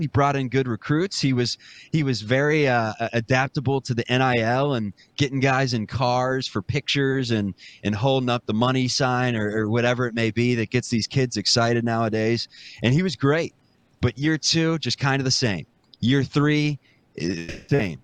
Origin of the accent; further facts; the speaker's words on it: Cincinnati, Ohio, United States; growing up in Cincinnati